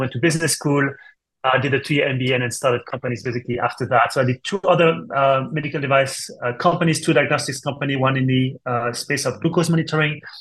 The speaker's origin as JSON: {"language": "English", "country": "France", "also_born_or_lived": "Switzerland", "second_language": "English", "moved": "as an adult", "lives_now": "United States", "said": "As you can tell from my accent, actually, I'm not from the States. I'm from France originally."}